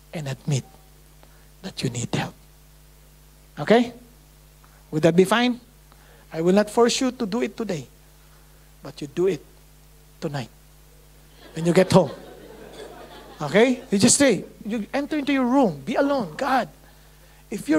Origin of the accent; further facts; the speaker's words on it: Marikina, Metro Manila, Philippines; English is a second language; I grew up in Marikina